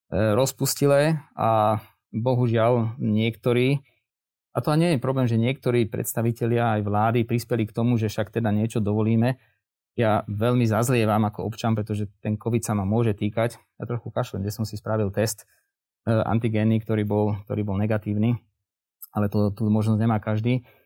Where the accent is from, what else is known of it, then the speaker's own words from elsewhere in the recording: Žilina, Žilina Region, Slovakia; Ja som teda zo Žiliny